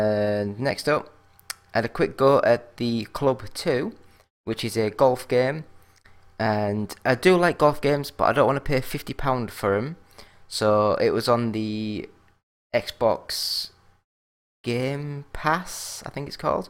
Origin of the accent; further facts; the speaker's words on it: England, United Kingdom; I'm English